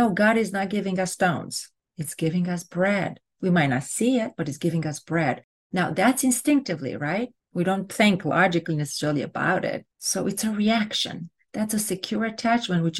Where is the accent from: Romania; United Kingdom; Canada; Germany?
Romania; now in United States; I'm from Romania